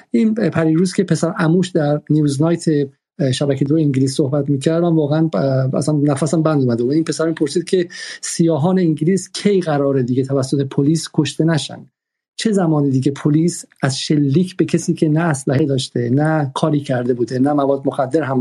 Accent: Iran; now in Paris, France; به این علت که ما در پاریس از ایران هستیم و حق نداریم که واقعا در مورد مسائل داخلی مطرح وارد شیم

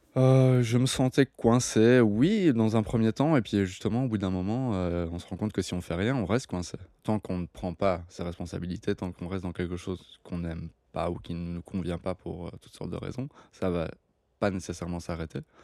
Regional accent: Belgium; moved away; mon internationalité, le belge

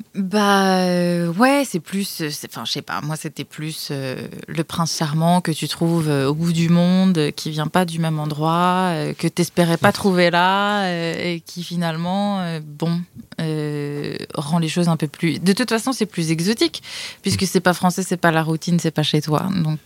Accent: France; moved away; moi en tant que française

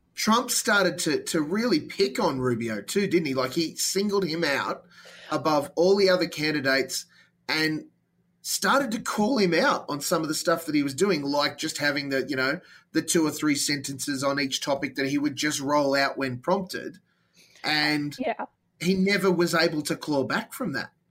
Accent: Australia; as an Aussie

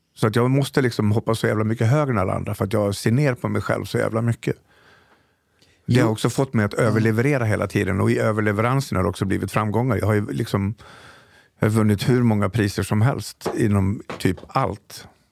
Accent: Falun, Dalarna County, Sweden; moved away; also born or lived in Stockholm; För jag är från Dalarna, jag är från Falun. Farsan var polischef.

